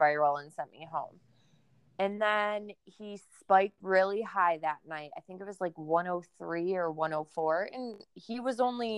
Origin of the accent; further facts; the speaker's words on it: Rochester, New York, United States; also born or lived in Albany, New York; I'm from Rochester, New York